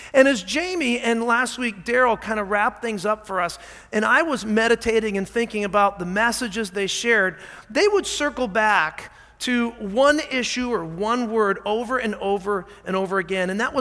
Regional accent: Scotland, United Kingdom; I am Scottish

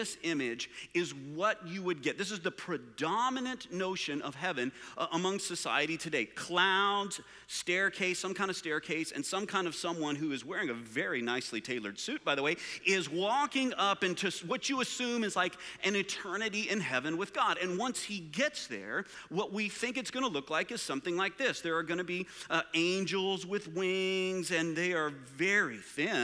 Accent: Permian Basin, West Texas and eastern New Mexico, United States; I grew up in West Texas and eastern New Mexico area in a place called the Permian Basin

